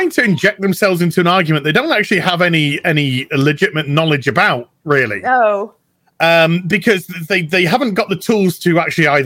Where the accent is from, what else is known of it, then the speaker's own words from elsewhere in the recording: United Kingdom; I'm British